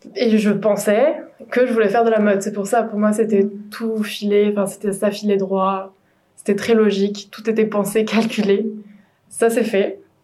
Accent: Morlaix, Brittany, France; moved away; je suis originaire de Bretagne, encore une Bretonne, euh, du Finistère, à Morlaix exactement

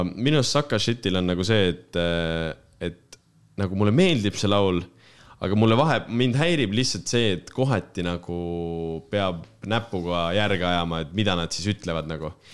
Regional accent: Estonia; mina kui lihtne eestlane

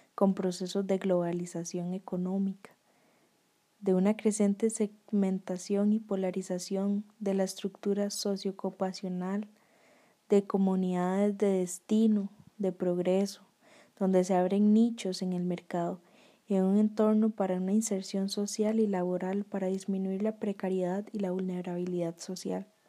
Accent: Costa Rica; a nosotros como personas, como ticos

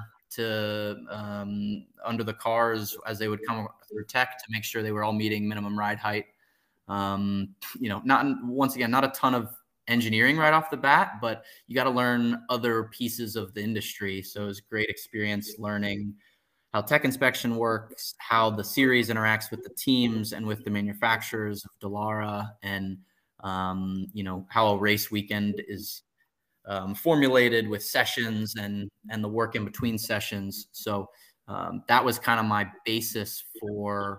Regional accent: Dublin, Ohio, United States; My hometown was 3 hours away from Indianapolis

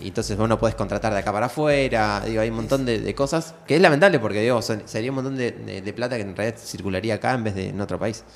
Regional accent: Argentina; lo que nos formó como argentino

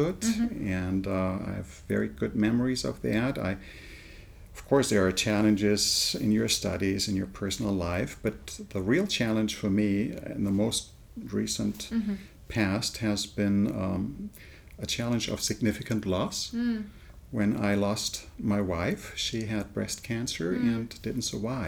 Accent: Germany; moved away as an adult; also born or lived in England / United States; I was born and raised in Germany

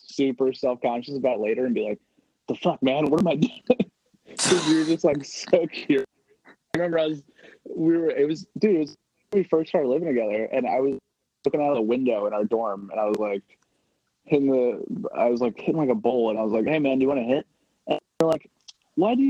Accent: New Jersey, United States; growing up in Jersey

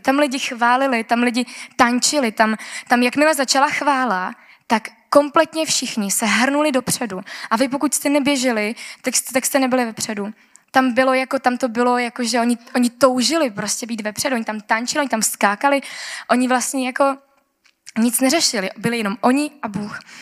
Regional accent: Czechia; já jsem z Česka

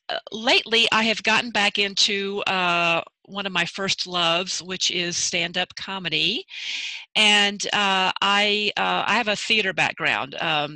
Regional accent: Texas, United States; accent: Southern; moved away as an adult; now in Los Angeles, United States; My father was from New Orleans, my mother from Mississippi, and I was born and raised in Texas, so I am still Southern, even though people don't consider Texans always to be from the South.

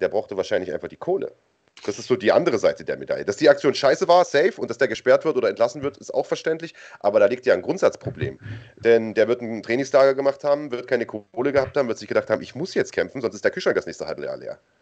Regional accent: Germany

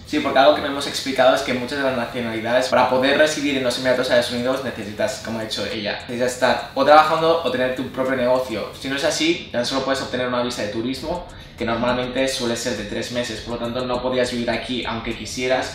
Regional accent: Spain; yo que soy español, soy 100% español

